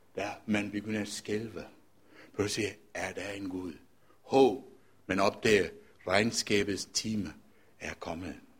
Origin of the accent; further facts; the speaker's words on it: Colombo, Western Province, Sri Lanka; now in Denmark; jeg er født og opvokset i Colombo